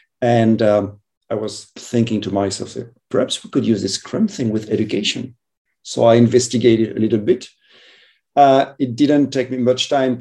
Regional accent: France; moved away as an adult; also born or lived in Madrid / northern Spain; now in Spain; I'm from France and traveled a bit.

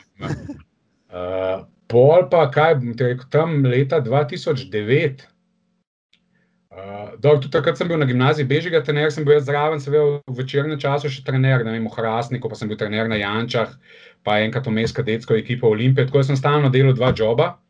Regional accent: Ljubljana, Slovenia; sem iz Ljubljana

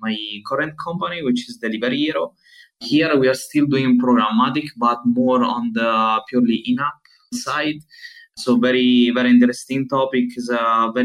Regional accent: Southern Italy, Italy; moved away as an adult; now in Berlin, Germany; I am from Italy, coming from the southern part of Italy at the moment, and living in Berlin since almost 8 years

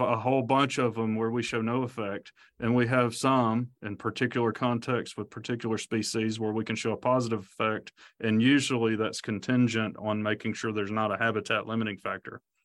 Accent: Alabama, United States; I grew up in Alabama

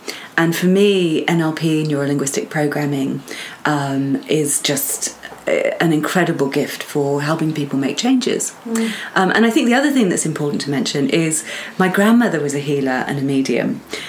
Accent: Portugal; also born or lived in United States / England; So for me, I was born in the States and then grew up a lot of my childhood in Portugal.

